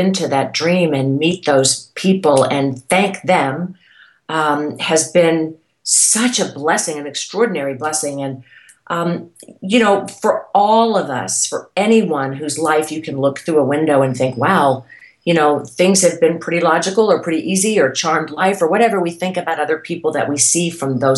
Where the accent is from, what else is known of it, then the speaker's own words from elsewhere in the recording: Irmo, South Carolina, United States; moved away as an adult; also born or lived in Texas / New York / California; growing up in South Carolina